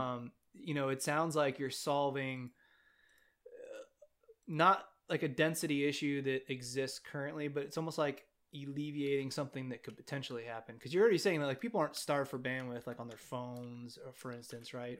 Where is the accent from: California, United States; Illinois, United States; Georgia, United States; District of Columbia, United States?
California, United States; I'm from California